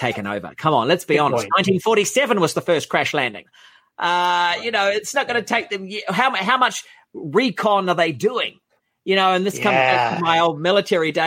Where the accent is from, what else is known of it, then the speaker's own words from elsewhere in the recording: New Zealand; I'm from the Shire. I'm from a little, island in the South Pacific, set of islands, I should say.